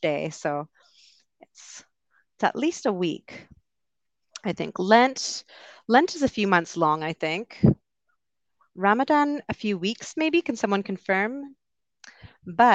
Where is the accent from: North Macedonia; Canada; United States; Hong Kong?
Canada; Vancouver, British Columbia; I'm from Vancouver